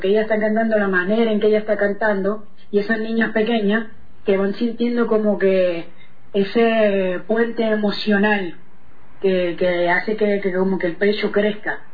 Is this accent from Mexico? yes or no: no; Puerto Rico; moved away as an adult; also born or lived in Argentina / Sarasota, Florida; yo nací en Puerto Rico, em, formé parte de lo que fue toda la escena sky, reggae de, los 90, Allá en Puerto Rico